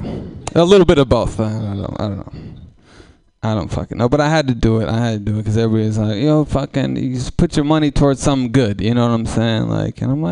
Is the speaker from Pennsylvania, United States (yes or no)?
no; Oakland, California, United States; I come from East Oakland. I come from a rough bunch of folks